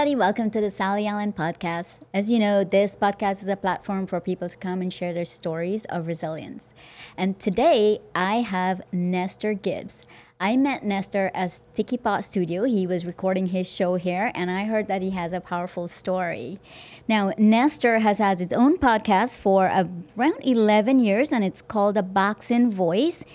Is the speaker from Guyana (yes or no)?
yes; Guyana; moved away; also born or lived in New York City / New Jersey; I'm from Guyana